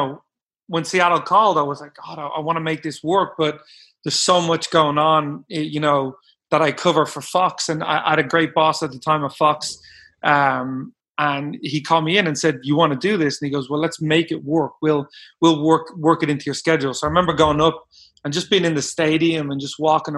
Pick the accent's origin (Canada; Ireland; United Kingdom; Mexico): Ireland; Dublin, Leinster; moved away as an adult; also born or lived in Bakersfield, California / Portland, Oregon; now in United States; I grew up in Ireland.